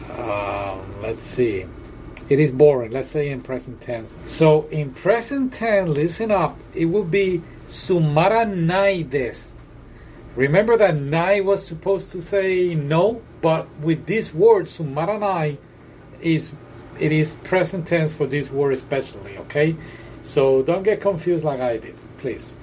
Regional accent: United Kingdom; accent: British; my British accent

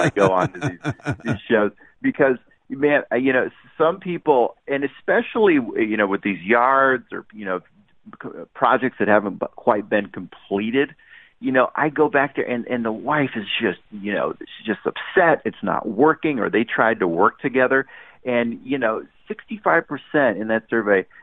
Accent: Orange County, California, United States; I'm from Orange County

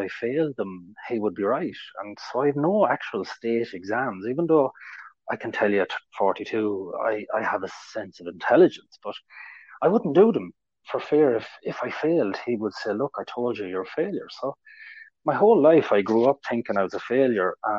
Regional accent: Ireland; I'm from Ireland.

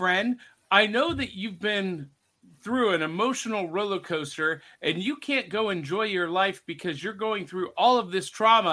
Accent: North Canton, Ohio, United States; In my little town, I grew up in North Canton, Ohio

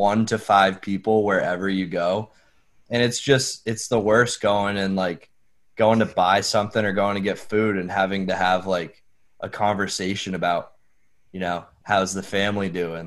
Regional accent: Berlin, Vermont, United States; So I grew up in Berlin, which is right next to Montpelier, which is the capital.

